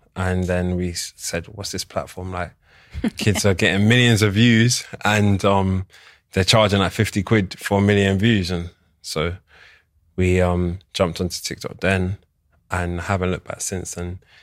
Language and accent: English; London, United Kingdom; I'm born and raised in London, but I'm Nigerian, Igbo.